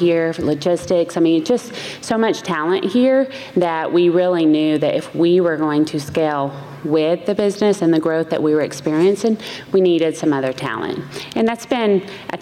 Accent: Chattanooga, Tennessee, United States; moved away as an adult; now in Columbus, United States; I grew up in Chattanooga, Tennessee. That's where the accent's from

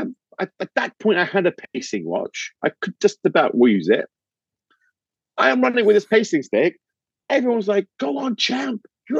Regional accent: London, United Kingdom; I'm from London

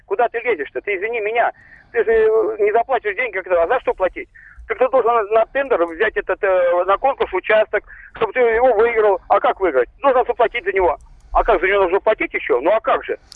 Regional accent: Moscow, Russia; also born or lived in Tula Oblast; now in Moscow Oblast, Russia; я живу, я родился, вообще-то я москвич, живу в Подмосковье

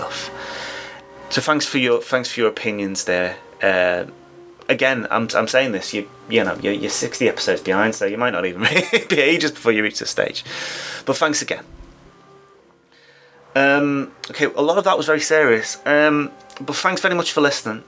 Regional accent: United Kingdom; Being British

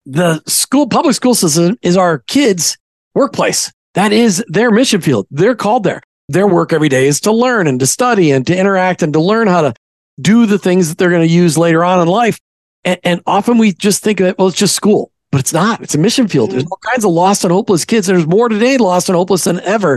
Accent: Minnesota, United States; I grew up in Minnesota

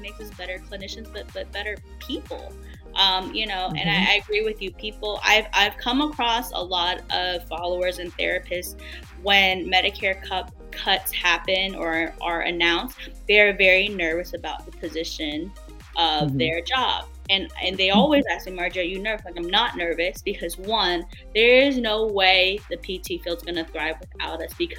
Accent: D.C., Virginia, United States; born or raised there

